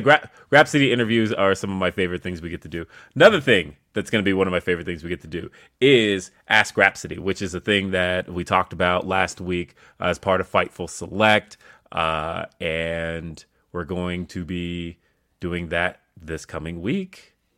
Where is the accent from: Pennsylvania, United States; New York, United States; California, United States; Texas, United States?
California, United States; now in Colorado, United States; I'm originally from California. That's my home